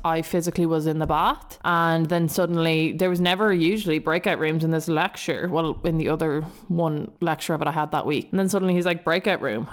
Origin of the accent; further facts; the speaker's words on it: Dublin, Leinster, Ireland; accent: South Dublin; my South Dublin accent